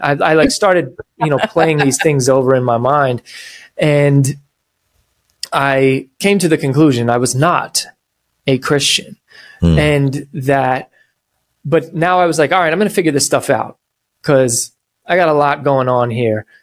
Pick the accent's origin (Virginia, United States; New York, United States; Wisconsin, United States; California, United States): New York, United States; I'm from New York